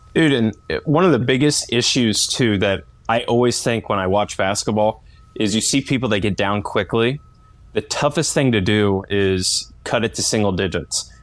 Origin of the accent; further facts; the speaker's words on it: Indiana, United States; Indiana is my hometown